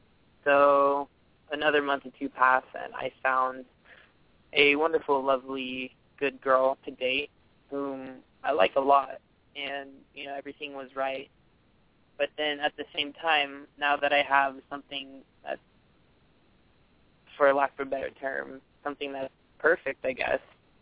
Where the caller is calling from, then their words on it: Mountain View, California, United States; I'm calling from Mountain View.